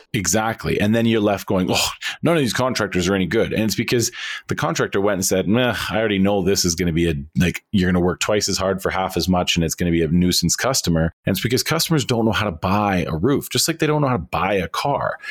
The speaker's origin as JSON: {"language": "English", "country": "Canada", "said": "we in Canada"}